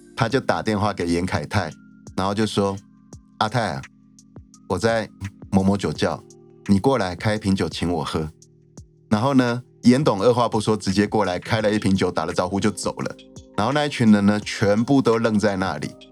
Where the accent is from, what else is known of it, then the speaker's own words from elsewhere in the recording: Taiwan; 我们台湾人